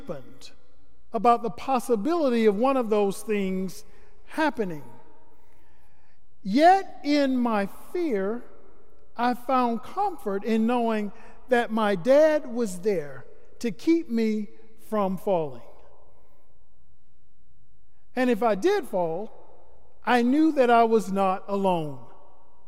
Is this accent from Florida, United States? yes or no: yes; Starke, Florida, United States; now in Atlanta, United States; growing up in Florida. While being in Stark, Florida, my hometown